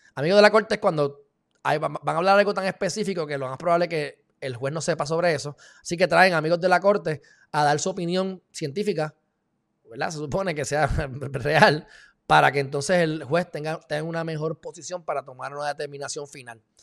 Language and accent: Spanish; Puerto Rico